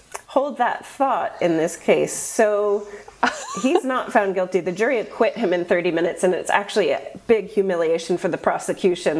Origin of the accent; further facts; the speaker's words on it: United States; I'm just American